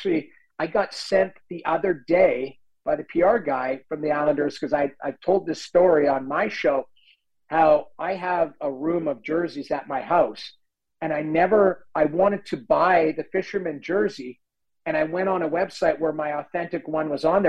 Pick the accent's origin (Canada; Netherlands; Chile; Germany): Canada; St. Albert, Alberta; moved away as an adult; the general manager of the Guildford Flames, who I grew up with from in St. Albert, Alberta, he played there and became the GM.